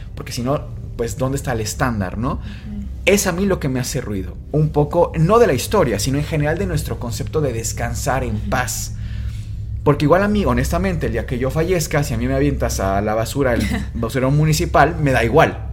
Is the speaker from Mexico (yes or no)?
yes; Mexico; somos mexicanos